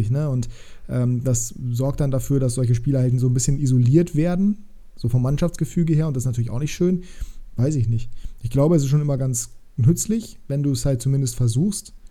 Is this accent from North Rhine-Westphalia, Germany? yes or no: no; Sorsum, Lower Saxony, Germany; in Sorsum, wo ich aufgewachsen bin und wo ich auch Fußball gespielt habe